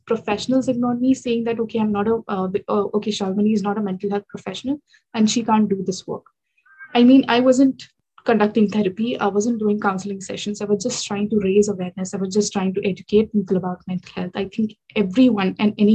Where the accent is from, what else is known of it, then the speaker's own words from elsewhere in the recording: India; moved away as an adult; now in London, United Kingdom; I'm from India, but now based in UK. I'm pursuing my MBA here in the UK, in London